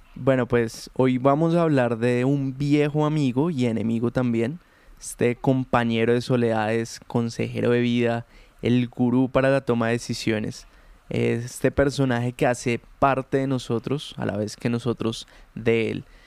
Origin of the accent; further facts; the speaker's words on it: Colombia; nosotros como colombianos